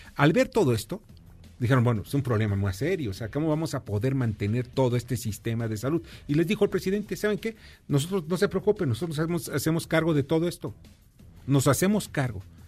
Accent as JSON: {"language": "Spanish", "country": "Mexico"}